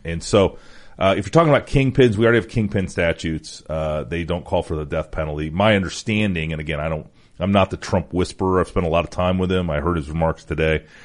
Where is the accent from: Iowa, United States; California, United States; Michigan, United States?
Iowa, United States; the state of Iowa, my, my home state